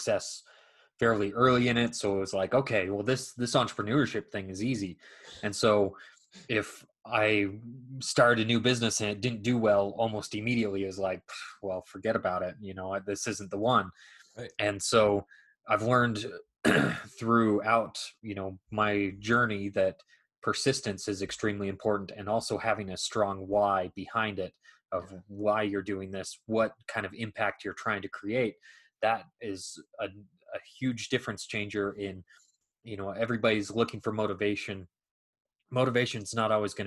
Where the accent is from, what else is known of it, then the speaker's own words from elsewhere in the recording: a suburb of Salt Lake City, Utah, United States; also born or lived in Oxford, England; I grew up in a suburb of Salt Lake City, Utah